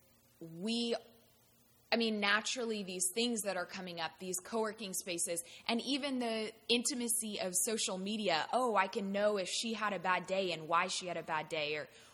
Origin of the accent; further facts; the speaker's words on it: Bangkok, Thailand; moved away; I grew up in Bangkok, Thailand